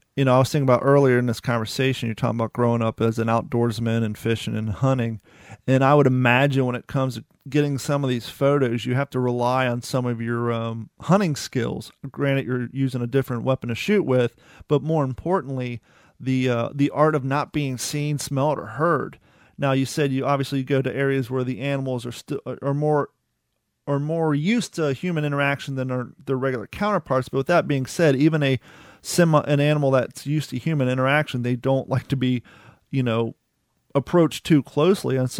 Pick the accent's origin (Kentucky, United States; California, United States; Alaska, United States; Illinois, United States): Kentucky, United States; also born or lived in Ohio; now in Florida, United States; I grew up in Kentucky and Ohio